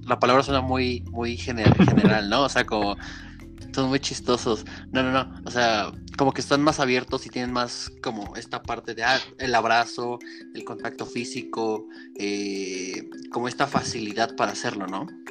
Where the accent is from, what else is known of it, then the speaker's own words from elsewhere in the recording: Mexico; yo soy mexicano